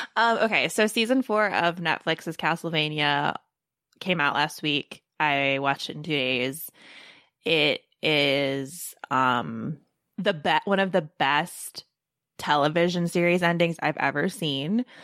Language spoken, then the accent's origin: English; Baltimore, Maryland, United States; I'm from Baltimore